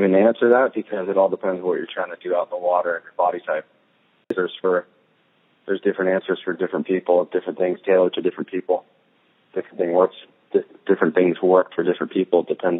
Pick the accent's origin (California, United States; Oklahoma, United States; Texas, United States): California, United States; Santa Cruz; Growing up in California, in the Bay Area